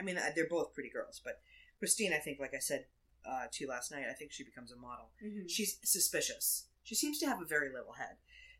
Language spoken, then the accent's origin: English; Massachusetts, United States; we grew up doing in Massachusetts